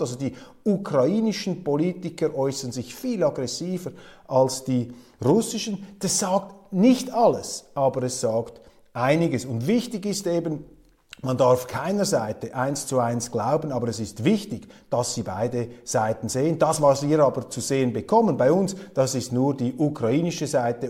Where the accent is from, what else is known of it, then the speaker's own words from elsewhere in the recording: Switzerland; als Schweizer